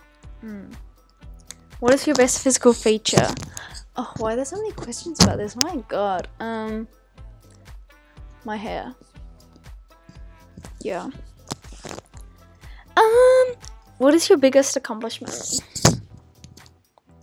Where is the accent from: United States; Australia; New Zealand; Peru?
Australia; Golden Square, Victoria; Golden Square. Born and bred.